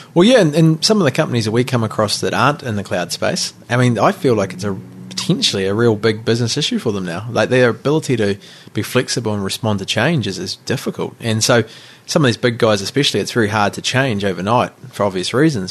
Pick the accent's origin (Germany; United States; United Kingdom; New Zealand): New Zealand; also born or lived in Rotorua / Nelson; now in Auckland, New Zealand; we grew up in Rotorua and Nelson, uh, you know, we knew our neighbours, and all of a sudden, in ten years living in Auckland